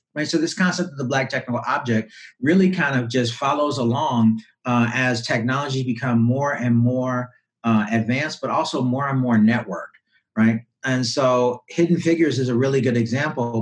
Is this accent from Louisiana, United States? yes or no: yes; Louisiana, United States; I was raised in Louisiana